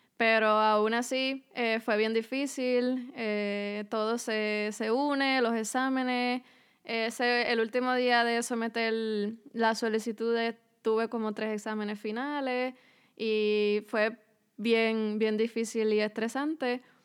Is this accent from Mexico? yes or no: no; Naranjito, Puerto Rico; moved away as an adult; now in Philadelphia, United States; Pues yo soy del pueblo de Naranjito en Puerto Rico. Eh, allí crecí, eh, me crié